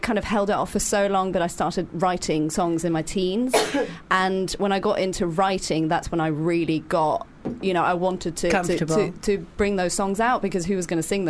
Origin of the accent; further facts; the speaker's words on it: Norway; first language Norwegian; English is a second language; I'm Norwegian, so Norwegian right. is my first language.